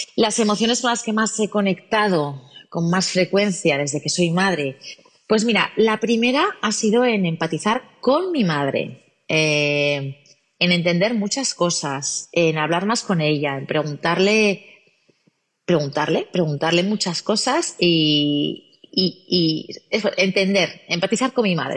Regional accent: Gijón, Asturias, Spain; nacida en Gijón, Asturias

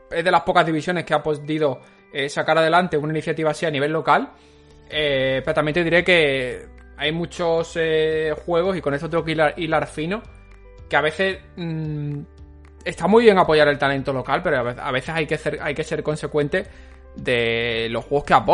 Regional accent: Spain; Que somos españoles, sería el resumen.

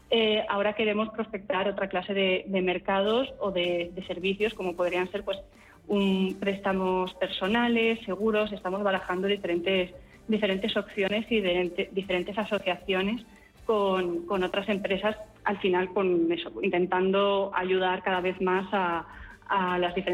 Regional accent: Burgos, Castile and León, Spain; yo soy de Burgos

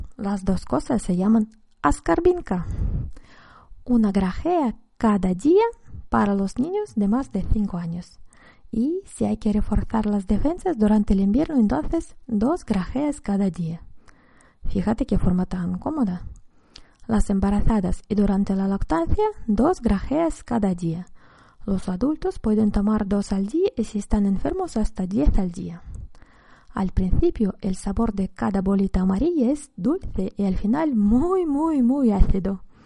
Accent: Russia; En mi infancia en la Unión Soviética

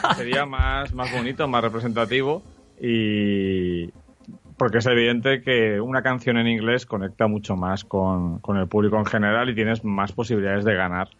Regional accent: Spain

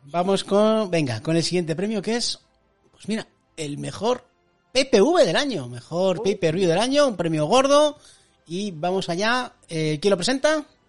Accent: La Rioja, Spain; en mi pueblo, tío, que es de La Rioja

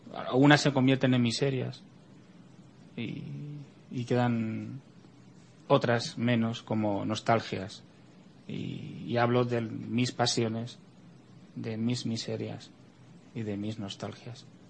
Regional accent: Spain; como español

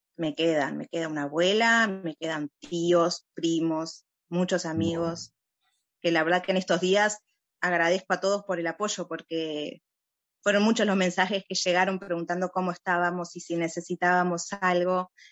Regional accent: Uruguay; now in Ra'anana, Israel; yo nací en Uruguay

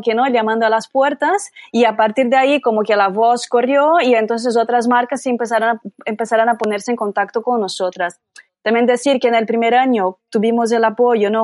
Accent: Brazil; accent: Brazilian; Spanish is a second language; now in Barcelona, Spain; soy brasileña, ya podréis notar por mi acento

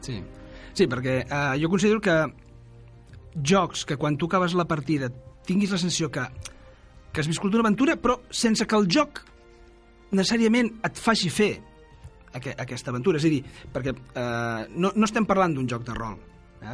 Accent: Granollers, Catalonia, Spain; sóc de Granollers

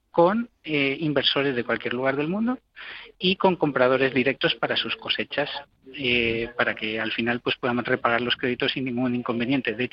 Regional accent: Mexico; also born or lived in Spain; pues yo como mexicano como español puedo ejercer tengo una ventaja no de poder ejercer de puente entre estos dos mundos

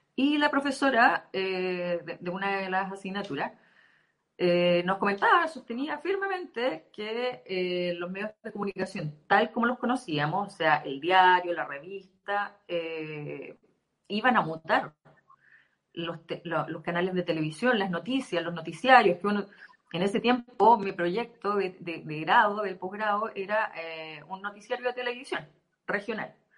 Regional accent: Temuco, Araucanía, Chile; also born or lived in Punta Arenas; now in La Serena, Chile; soy de Temuco originalmente, estuve viviendo muchos años en Punta Arenas y estoy acá desde hace dos años

